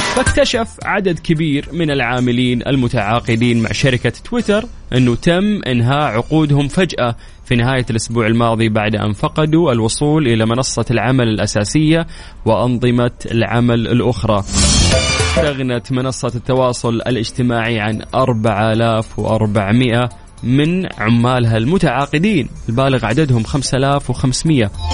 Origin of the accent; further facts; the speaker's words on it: Saudi Arabia; إحنا كسعوديين